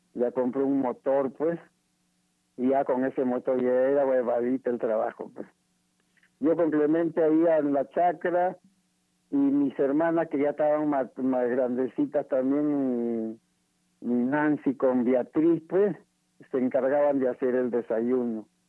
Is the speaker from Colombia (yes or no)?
no; Ica, Peru; moved away; also born or lived in Chimbote; yo soy de Ica, yo soy de Ica